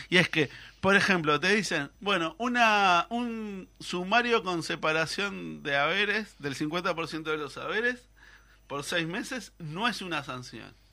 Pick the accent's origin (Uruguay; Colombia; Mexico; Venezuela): Uruguay; Canelones; yo soy de Canelones